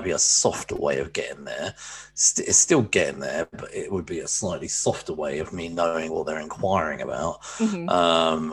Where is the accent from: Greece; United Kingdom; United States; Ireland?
United Kingdom; England; I'm from England.